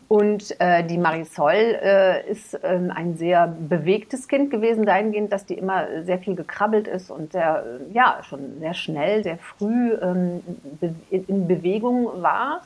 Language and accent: German; Cologne, North Rhine-Westphalia, Germany; ich bin ja in Köln groß geworden